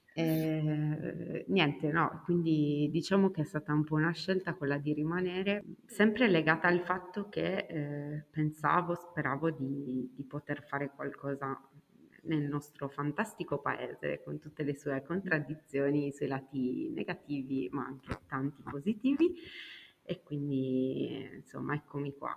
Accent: Cagliari, Sardinia, Italy; moved away as an adult; also born or lived in Venice; a 19 anni sono letteralmente fuggita dalla mia città d'origine, Cagliari.

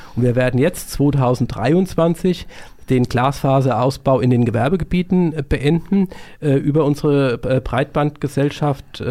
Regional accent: Gelnhausen, Hesse, Germany; Ich war früher sehr aktiv bei den Pfadfindern in meiner Heimatstadt Gelnhausen

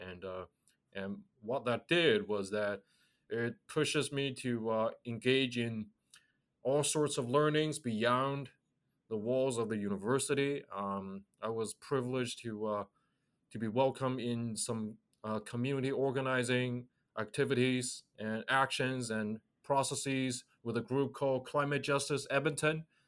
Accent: China; moved away as an adult; I grew up in China.

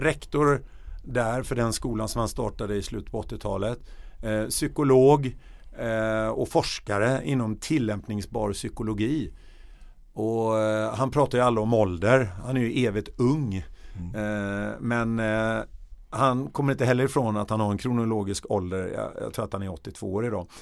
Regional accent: Stockholm, Stockholm County, Sweden; also born or lived in Gothenburg; där växte jag upp eh, i en söderförort i Högdalen mellan jag var 8 år till jag var 20.

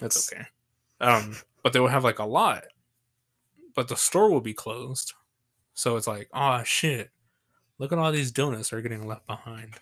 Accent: San Angelo, Texas, United States; accent: Southern; I'm from Texas, from San Angelo

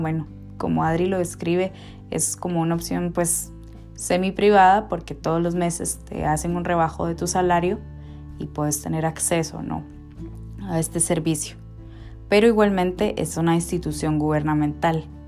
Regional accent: Guatemala City, Guatemala Department, Guatemala; vivíamos muy cerca, eh, en la misma colonia, en zona 2, en Ciudad de Guatemala

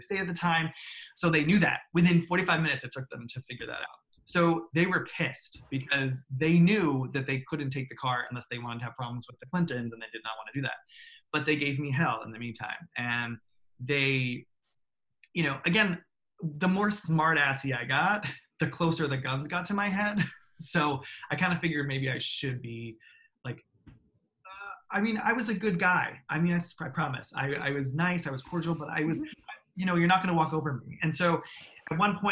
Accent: United States; they knew I was American right away

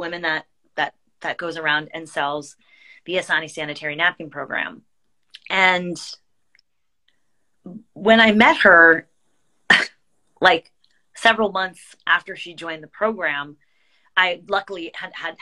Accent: United States; I grew up with here in America

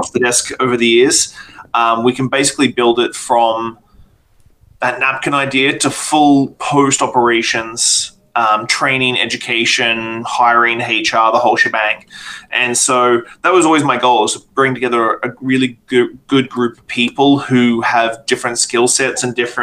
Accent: Australia; moved away as an adult; now in Canada; I'm not from Canada. I'm from Australia

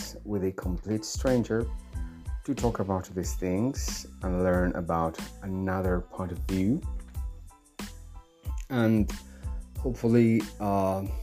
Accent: Bolivia; I'm from Bolivia

